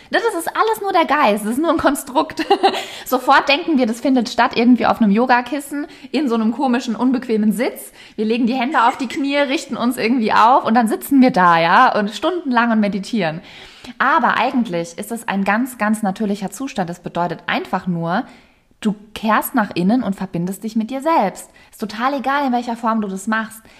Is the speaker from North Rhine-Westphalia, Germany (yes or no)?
no; Rhineland-Palatinate, Germany; ich komme ja aus der Pfalz ursprünglich bin da immer auch mit der Weinregion aufgewachsen